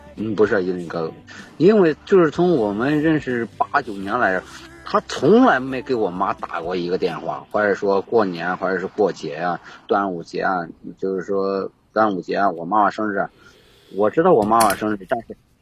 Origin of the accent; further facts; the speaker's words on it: Henan, China; moved away as an adult; now in Guangxi, China; 我是河南人，我是啊。 呃，从河南到广西这边